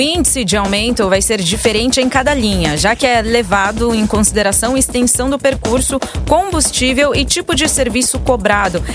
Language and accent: Portuguese; São Paulo, Brazil; sou de Ipiranga, mas assim, eu pra ir pra Moca, meus cinco minutos tô lá